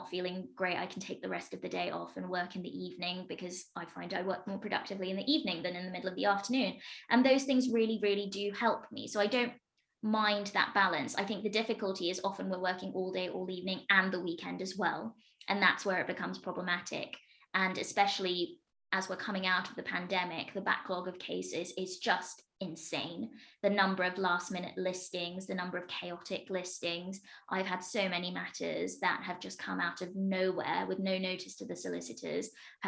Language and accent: English; Midlands, United Kingdom; also born or lived in London; I went to university in London, so I've had a great deal of time spent in London, but I'm from the Midlands.